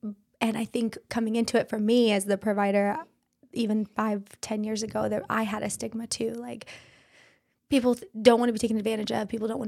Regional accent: Idaho, United States; moved away as an adult; also born or lived in Washington / California; now in Pinehurst, United States; Idaho, born and raised.

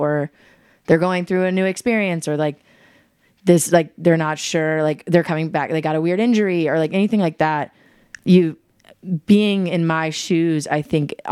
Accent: East Coast, United States; I'm from the East Coast

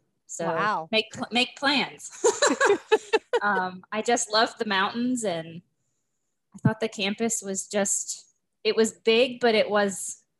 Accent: Erie, Pennsylvania, United States; moved away as an adult; also born or lived in Morgantown, West Virginia; I grew up in Erie, Pennsylvania.

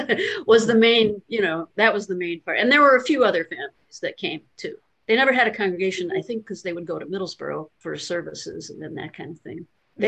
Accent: Chicago, Illinois, United States; moved away as an adult; also born or lived in West Virginia; now in Baltimore, United States; I'm from Chicago originally. I lived in Appalachia for a while, and about 10 years, and I've lived in Baltimore for many years. But there's still part of me that really feels like Chicago is home. I grew up there, you know, left there in my 30s

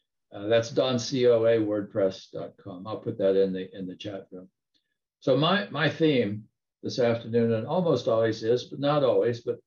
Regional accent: Appalachian Mountains, United States; moved away; I grew up in the Appalachian Mountains coal mining country, backcountry in the US.

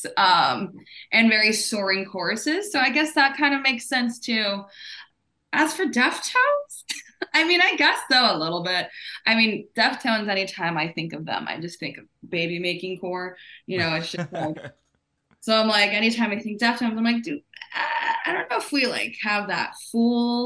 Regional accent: El Paso, Texas, United States; I'm from Texas, born in El Paso, Texas

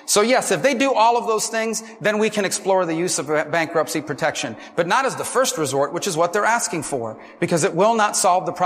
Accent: Florida, United States; my home state of Florida

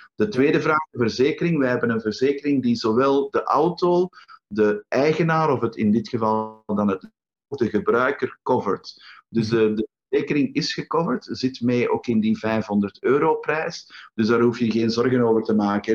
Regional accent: Antwerp, Flanders, Belgium; in Antwerpen, uh, mijn thuisstad

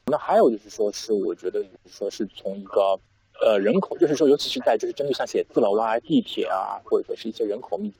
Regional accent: China; 就是我们中国人都说过了元月十五，我们大家都会返工嘛。

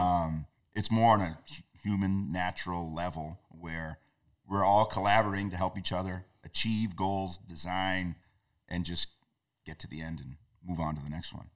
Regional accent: North Shore, New England, Massachusetts, United States; I grew up on the North Shore.

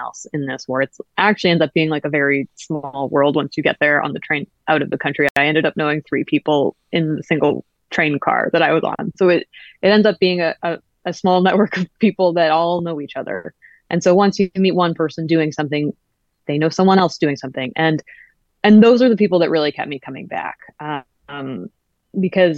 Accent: Canada; I was born in Canada

